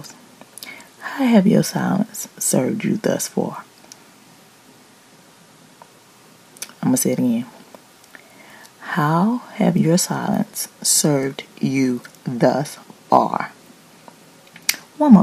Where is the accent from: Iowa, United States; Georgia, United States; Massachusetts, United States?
Georgia, United States; Decatur; also born or lived in East Atlanta, Georgia; I'm from Decatur West Grade by way of East Atlanta where it matters. Dirty South.